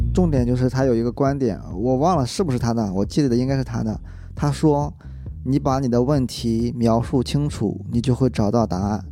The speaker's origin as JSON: {"language": "Chinese", "region": "Shandong", "country": "China", "moved": "yes", "said": "我来自山东"}